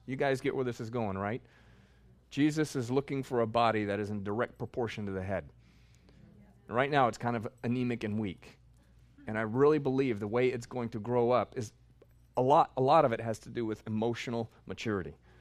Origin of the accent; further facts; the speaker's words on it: Texas, United States; I'm from Texas